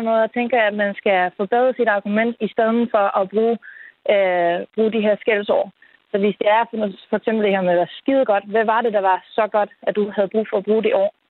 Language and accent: Danish; Netherlands; first language Dutch; Danish is a second language; now in Denmark; nu kommer jeg faktisk ikke fra Danmark, jeg kommer fra Holland selvfølgelig. Øh, og der bandede jeg simpelthen ikke. Da jeg så kom til Danmark, så lærte jeg dansk